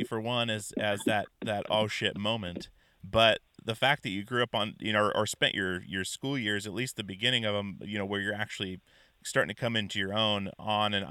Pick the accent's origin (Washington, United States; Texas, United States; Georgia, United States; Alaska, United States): Alaska, United States; moved away as an adult; grew up in Alaska